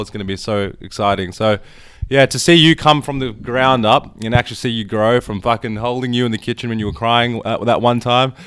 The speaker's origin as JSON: {"language": "English", "town": "Melbourne", "region": "Victoria", "country": "Australia", "tie": "born or raised there", "said": "I was born in Melbourne, but my parents were born there, and they came here, like, fifty years ago"}